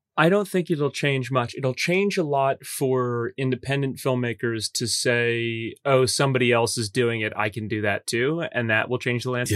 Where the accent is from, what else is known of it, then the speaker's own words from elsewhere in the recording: Metairie, Louisiana, United States; moved away as an adult; now in Los Angeles, United States; I grew up in Old Metairie